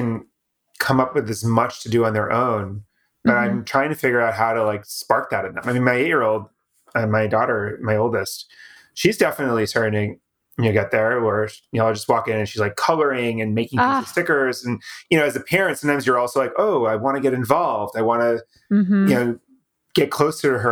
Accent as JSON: {"language": "English", "town": "Boston", "region": "Massachusetts", "country": "United States", "said": "Boston area where I'm from"}